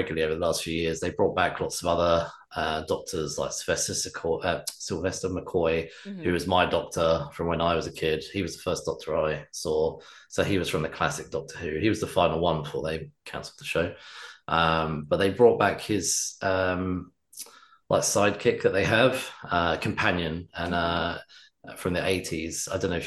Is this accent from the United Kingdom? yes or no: yes; England, United Kingdom; we're English, so I'm English.